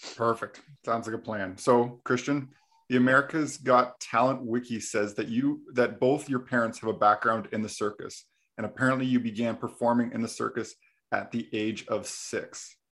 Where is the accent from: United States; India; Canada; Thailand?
Canada; we're actually both from Canada.